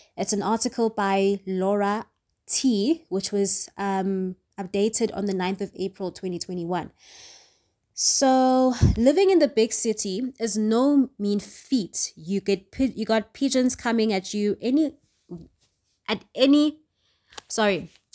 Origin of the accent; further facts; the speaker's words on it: Johannesburg, Gauteng, South Africa; I was born in Johannesburg, grew up in Johannesburg